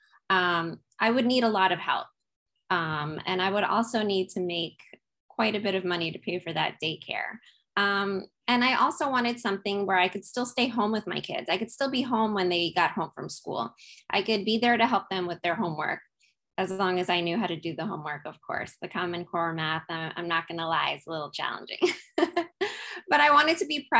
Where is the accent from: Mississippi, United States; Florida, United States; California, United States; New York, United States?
New York, United States; moved away as an adult; now in Kaneohe, United States; I'm also originally from New York, which you gentlemen are as well. But yes, I'm in beautiful Oahu in Kaneohe, Hawaii